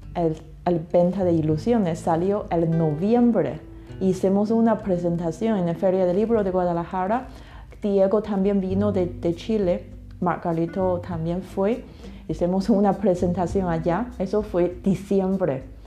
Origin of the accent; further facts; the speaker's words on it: China; Spanish is a second language; also born or lived in England; now in Mexico; yo soy china